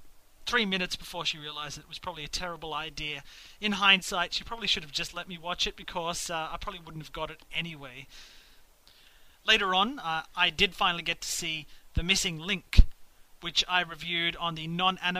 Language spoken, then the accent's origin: English; Australia; Growing up in Australia